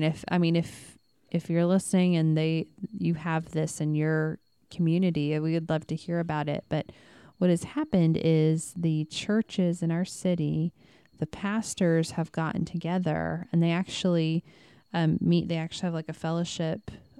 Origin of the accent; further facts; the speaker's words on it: Midwest, United States; And I mean, we came from the Bible Belt, which is the Midwest.